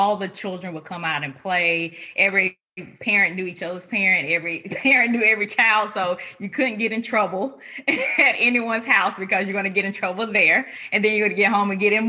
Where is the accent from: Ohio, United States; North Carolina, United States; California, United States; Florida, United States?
North Carolina, United States; also born or lived in Indiana; I was born and raised in North Carolina.